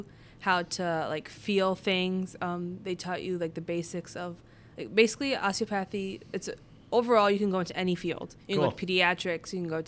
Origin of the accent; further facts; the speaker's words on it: northern India, India; And it was just, since I'm Indian, I'm a Sikh from Northern India. That's my religion.